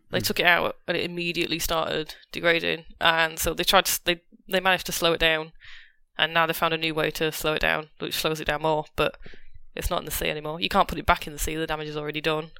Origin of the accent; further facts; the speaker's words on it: Lincolnshire, East Midlands, United Kingdom; I don't know why I'm a Cockney, I'm from Lincolnshire